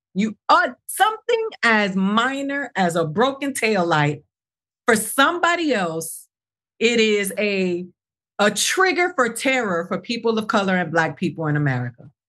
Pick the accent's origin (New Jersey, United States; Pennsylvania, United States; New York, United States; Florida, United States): Florida, United States; Miami; I grew up in Miami